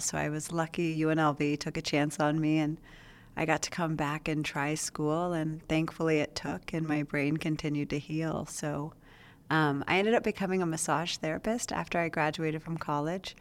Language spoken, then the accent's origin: English; Las Vegas, Nevada, United States; also born or lived in Reno; I was born here in Las Vegas at Sunrise Hospital. So, um, I grew up over on the east side of Las Vegas.